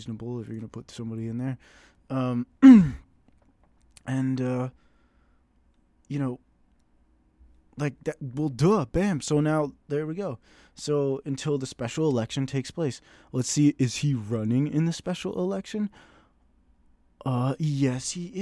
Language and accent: English; United States; I'm an American.